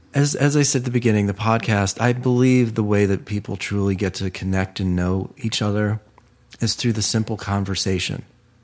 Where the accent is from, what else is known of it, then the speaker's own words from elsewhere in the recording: Ohio, United States; And he's from Ohio, and I'm from Ohio.